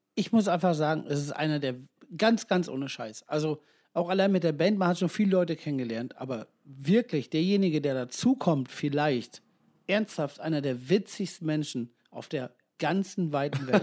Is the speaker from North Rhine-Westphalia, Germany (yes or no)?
yes; Ibbenbüren, North Rhine-Westphalia, Germany; wir kommen ja alle aus Ippenbüren